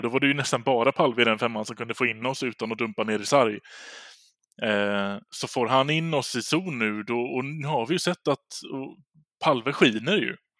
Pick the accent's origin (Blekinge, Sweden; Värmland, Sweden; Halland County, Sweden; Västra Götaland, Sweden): Västra Götaland, Sweden; Gothenburg; som göteborgare